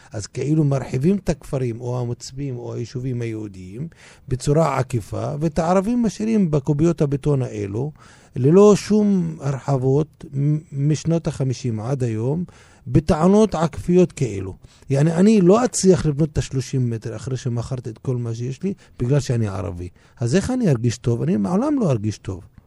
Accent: Israel; אני ישראלי מצד אחד מבחינה אזרחית, ומצד שני מבחינה תרבותית פלסטיני לכל דבר

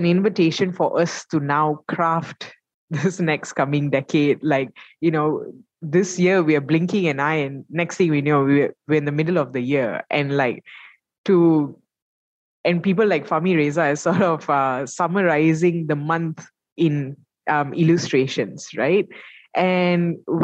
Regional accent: Malaysia; as a Malaysian

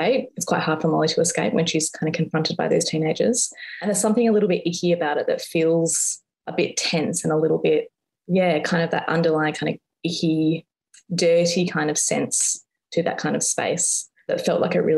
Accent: Perth, Western Australia, Australia; moved away as an adult; now in Melbourne, Australia; I'm originally from Perth. I moved to Melbourne about 12-ish, 13-ish years ago. So the beach was a big part of my life growing up and is still something that I really miss about Perth

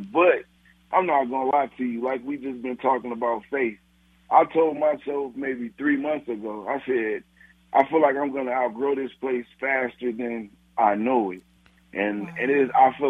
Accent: Gary, Indiana, United States; We're originally from Gary, Indiana. We moved here because of violence and stuff.

